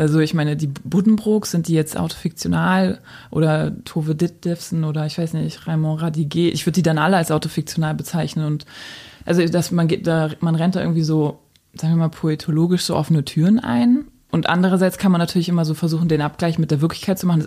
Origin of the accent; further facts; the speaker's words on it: Berlin, Germany; ich bin als Jugendliche in Berlin natürlich so sehr ähm, verwöhnt aufgewachsen